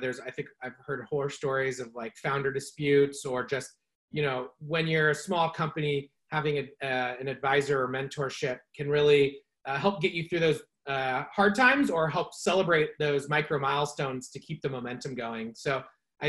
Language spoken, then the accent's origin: English; California, United States; also born or lived in San Francisco / Chico; born and raised in California. I live in Marin County now in San Rafael, but spent about the last decade in San Francisco and grew up just a little north of here